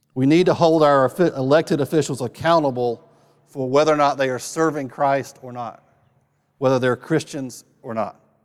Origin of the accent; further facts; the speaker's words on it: North Carolina, United States; I was raised in North Carolina